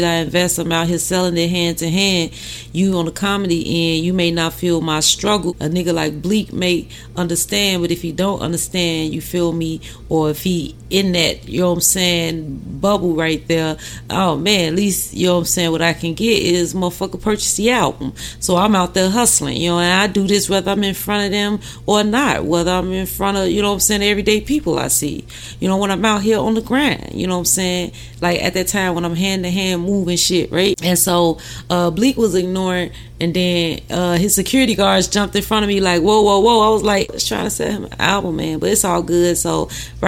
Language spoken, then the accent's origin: English; Chicago, Illinois, United States; my hometown, you know what I'm saying, Chicago.